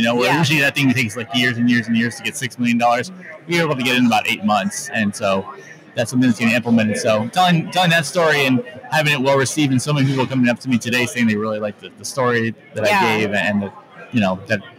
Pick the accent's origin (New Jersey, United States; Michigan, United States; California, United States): California, United States; Sacramento; I'm from Sacramento, California.